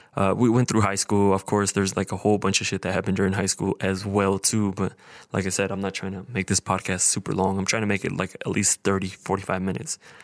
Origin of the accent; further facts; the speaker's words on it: Idaho Falls, Idaho, United States; I was born and raised here in Idaho Falls.